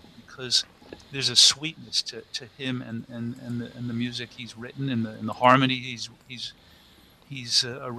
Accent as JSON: {"language": "English", "region": "New York", "country": "United States", "tie": "born or raised there"}